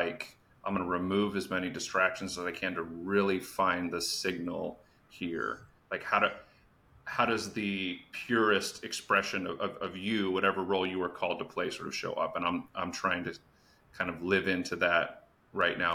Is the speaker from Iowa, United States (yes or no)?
no; Phoenix, Arizona, United States; I grew up in the Phoenix area, a high Mormon population